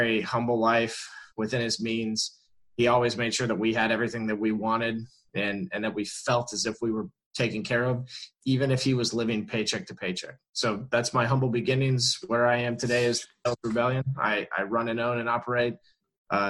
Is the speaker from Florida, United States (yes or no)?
yes; Orlando, Florida, United States; I was born and raised in Orlando, Florida